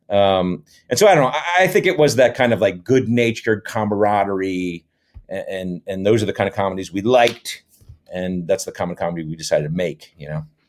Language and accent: English; West Haven, Connecticut, United States; moved away as an adult; also born or lived in Thousand Oaks area, California; now in Thousand Oaks, United States; I grew up in Connecticut, West Haven, Connecticut, which is just west of New Haven, Connecticut